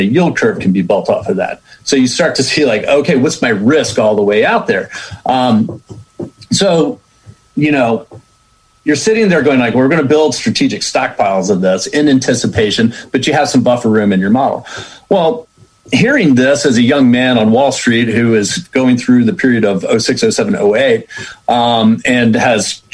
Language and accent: English; Richmond, Virginia, United States; moved away as an adult; also born or lived in New York City; I grew up in Richmond, Virginia